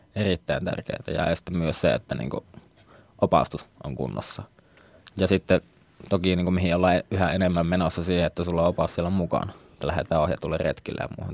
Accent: Oulu, North Ostrobothnia, Finland; moved away as an adult; also born or lived in Tampere; asuin nuoruudessa vieressä Haukiputalla, joka nykyään kyllä kuuluu Ouluun

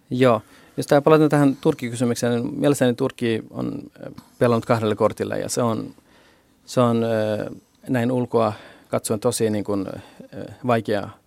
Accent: Urmia, West Azerbaijan, Iran; now in Finland; olen Itä-Kurdistanista, Urmian kaupungista ja Itä-Kurdistan on tällä hetkellä Iranin, eh, hallinnassa

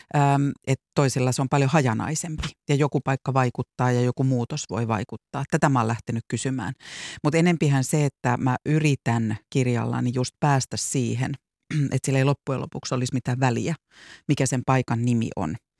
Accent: Vantaa, Uusimaa, Finland; moved away; mäkin puhun me korsolaiset, en enää asu siellä, en ole asunut vuosikymmeniin

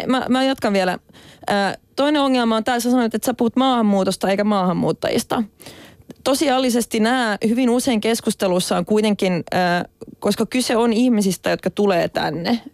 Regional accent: Finland; olen suomenruotsalainen

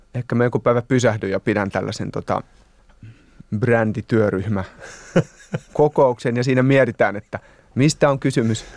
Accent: Hämeenlinna, Kanta-Häme, Finland; moved away as an adult; now in Helsinki, Finland; Mä oon sieltä kotosin.

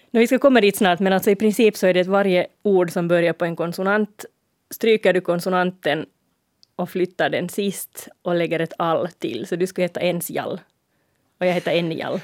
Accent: Finland; vi i Finland som lägger ett långt å i måns

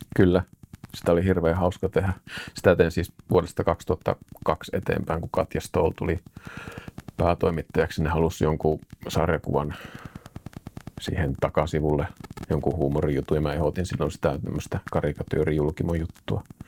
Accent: Suolahti, Central Finland, Finland; now in Jyväskylä, Finland; muutettiin Suolahesta isän työn perässä Jyväskylään tänne näin, missä nytkin asustelen

